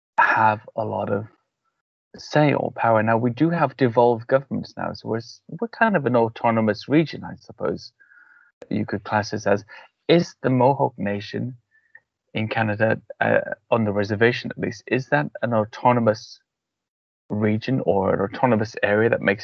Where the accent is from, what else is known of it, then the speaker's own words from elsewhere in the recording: Wales, United Kingdom; I come from a mixed family, an Irish-English mixed family, but primarily Irish, but we grew up in Wales, both Celtic nations.